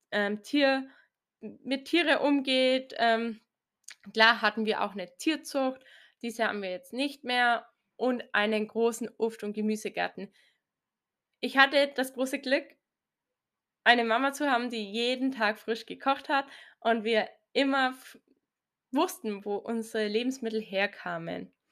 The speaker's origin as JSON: {"language": "German", "region": "Bavaria", "country": "Germany", "tie": "born or raised there", "said": "Ich komme aus Bayern, so circa 60 Kilometer nördlich von Augsburg, aus also einem sehr, sehr kleinen Ort."}